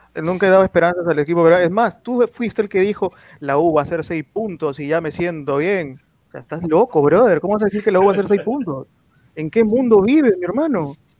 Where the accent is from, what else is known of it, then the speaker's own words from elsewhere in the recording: Peru; no voy a hablar como un hincha de un equipo, sino como un peruano